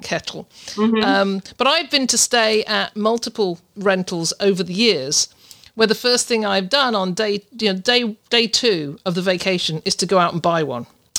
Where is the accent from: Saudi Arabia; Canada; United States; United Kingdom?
United Kingdom; I'm a Brit.